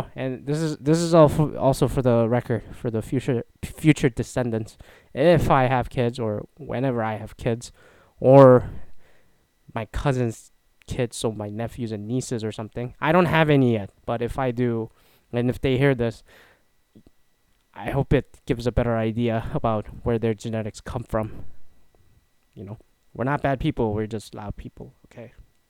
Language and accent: English; Canada; now in United States; I'm a Canadian citizen living in the US. Come to think of it, I immigrated twice.